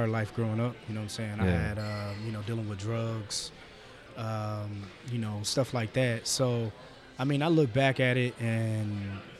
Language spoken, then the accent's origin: English; Marion, Indiana, United States; moved away as an adult; also born or lived in Muncie, Indiana; now in Indianapolis, United States; I'm from Marion